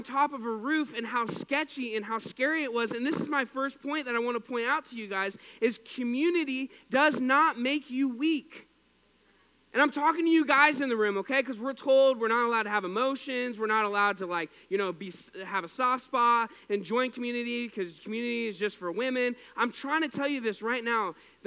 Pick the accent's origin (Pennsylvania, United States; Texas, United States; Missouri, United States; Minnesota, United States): Missouri, United States; We're from Missouri